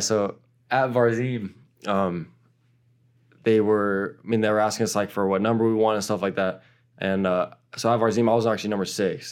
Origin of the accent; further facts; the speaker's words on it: United States; also born or lived in Portugal; now in New York, United States; my home country